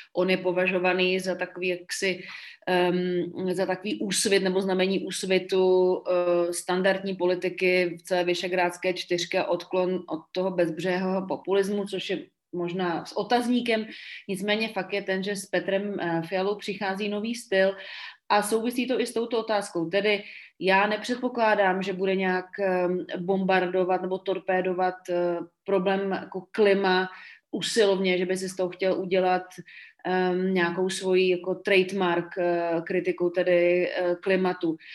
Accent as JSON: {"language": "Czech", "country": "Czechia"}